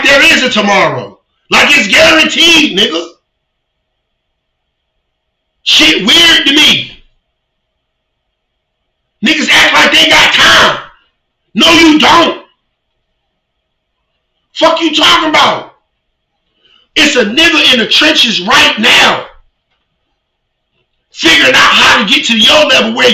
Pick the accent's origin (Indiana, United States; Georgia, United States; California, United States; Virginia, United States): Virginia, United States; moved away; my hometown, Virginia